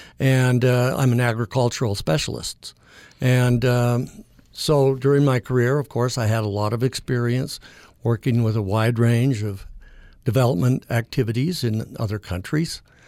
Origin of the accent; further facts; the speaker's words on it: Logan, Utah, United States; now in St. George, United States; Born and raised in Logan. And, of course, went to school here as well.